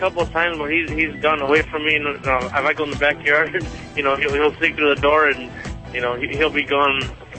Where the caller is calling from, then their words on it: Yuma, Arizona, United States; I'm calling from Yuma, Arizona.